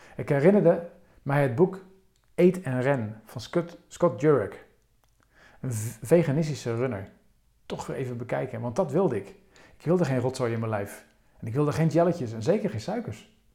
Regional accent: Rotterdam, South Holland, Netherlands; mijn geboortestad Rotterdam

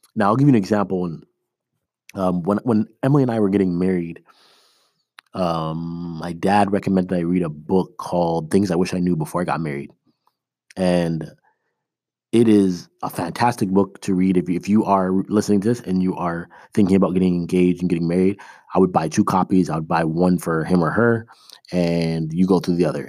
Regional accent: Toronto, Ontario, Canada; moved away as an adult; also born or lived in Iowa, United States; now in United States; I am originally from Toronto. That's where my parents still live. I live in the States now

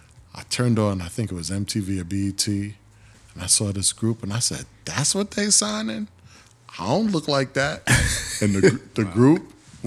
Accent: New York City, New York, United States; I'm from Harlem.

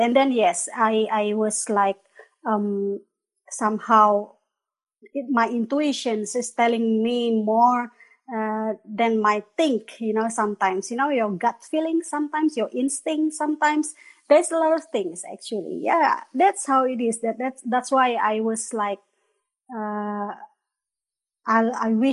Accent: Bandung, West Java, Indonesia; moved away as an adult; also born or lived in Malaysia / Würzburg, Germany; now in Veitshöchheim, Germany; I am actually Indonesian. I am coming from Bandung, Indonesia. Orang Sunda

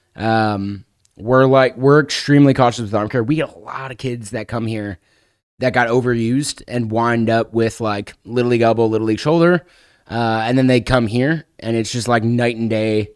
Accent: Chicago, Illinois, United States; moved away; I'm originally from Chicago, so I was living in the Chicago area

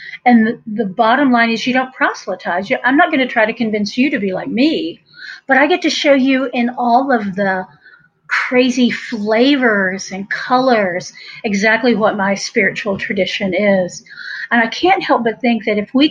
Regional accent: Buncombe County, North Carolina, United States; accent: Appalachian; I was born in West, by God, Buncombe County, and I'm a redneck from a long line of rednecks.

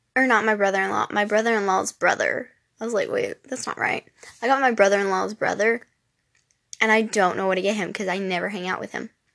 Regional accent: Louisiana, United States; moved away; I am from the South, I am from Louisiana

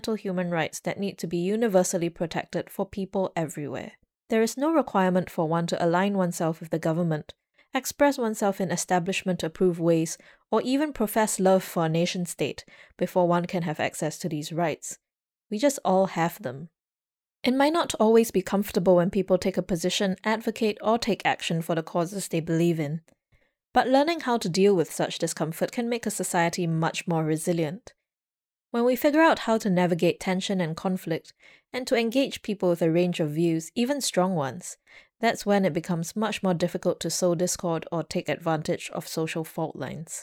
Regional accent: Singapore; As a Singaporean

